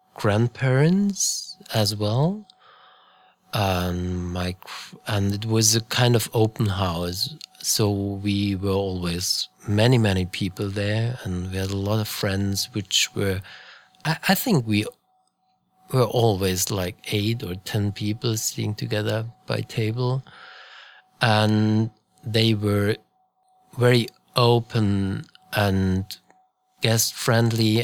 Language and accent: English; Munich, Bavaria, Germany; I grew up in Munich, Bavaria